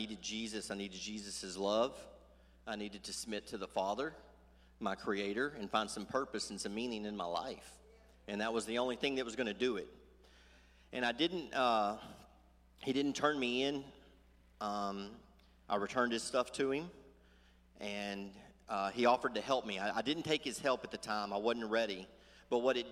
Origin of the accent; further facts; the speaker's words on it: Sulphur Springs, Texas, United States; I'm from Sulphur Springs